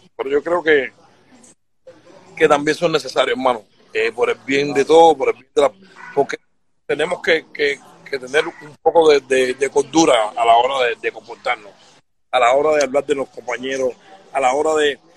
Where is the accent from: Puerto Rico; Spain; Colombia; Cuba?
Cuba; nosotros como cubanos